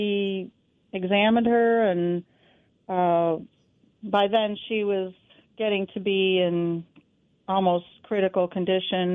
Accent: New York, United States; moved away; I'm from New York State

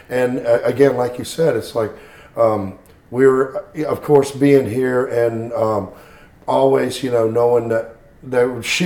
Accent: Baton Rouge, Louisiana, United States; This is where I was born and raised, in Baton Rouge

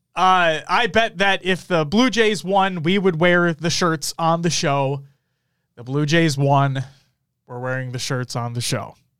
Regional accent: Minnesota, United States; We're from Minnesota

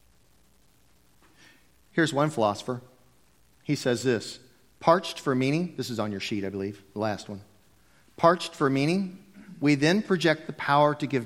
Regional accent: United States; I'm a Christian because I was raised in America in a Christian home.

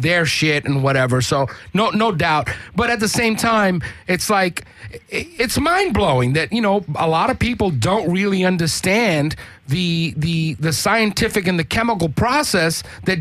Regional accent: New York City, New York, United States; moved away; I grew up in New York City when, Park Slope was fucking cracked out.

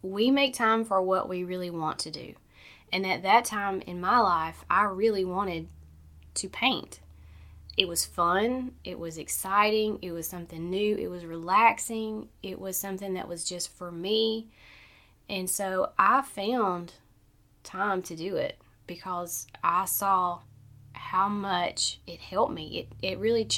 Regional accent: Southern Alabama, United States; I'm from Southern Alabama, so we say breakfast, dinner, and supper

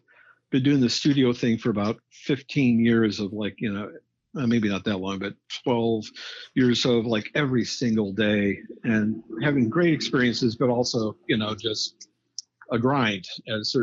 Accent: Midwest, United States; I was fortunate enough to grow up in the Midwest

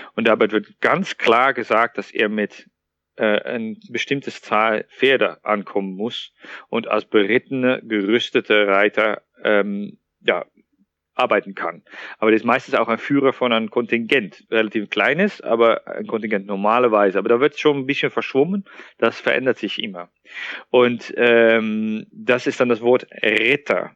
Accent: Netherlands; German is a second language; moved away as an adult; now in Thuringia, Germany; Ich bin gebürtiger Niederländer und sogar Holländer

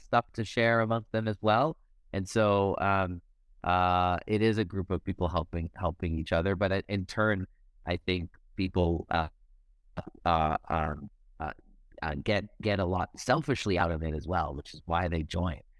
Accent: Canada; moved away as an adult; also born or lived in Silicon Valley, United States; I born and raised in Canada, have all the networks that I need in Canada, spent since 2007 in the Valley

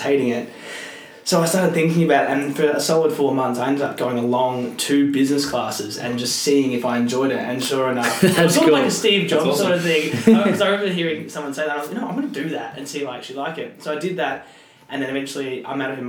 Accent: Mount Eliza, Victoria, Australia; I grew up in Mount Eliza

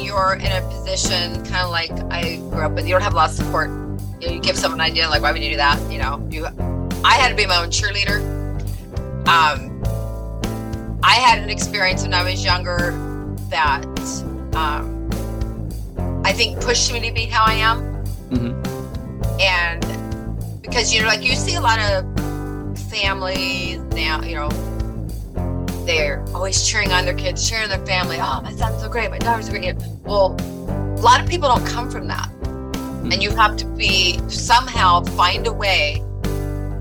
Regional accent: Long Beach, California, United States; also born or lived in Oregon; I'm originally from Long Beach, California, which I'm here again right now as of last year

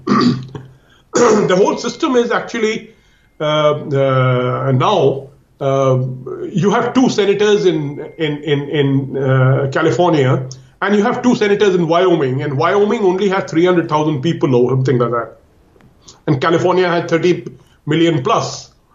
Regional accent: India; I'm talking as an Indian. Uh, I live here uh, in India

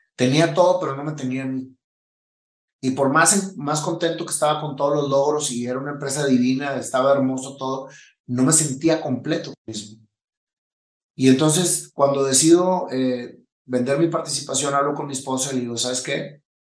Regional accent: Monterrey, Nuevo León, Mexico; moved away; also born or lived in Chihuahua; soy de México, nací en Monterrey, Nuevo León, en el mero centro de la ciudad

